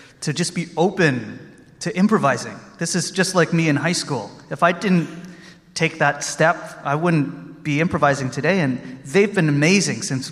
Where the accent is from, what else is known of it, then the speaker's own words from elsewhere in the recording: Austin, Texas, United States; I'm from Austin, Texas